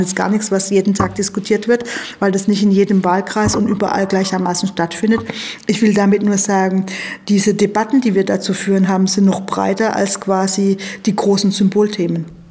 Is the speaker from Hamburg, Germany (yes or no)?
no; a village in Baden-Württemberg, Germany; Also ich bin klar in Armut aufgewachsen, ähm, allerdings auf dem Dorf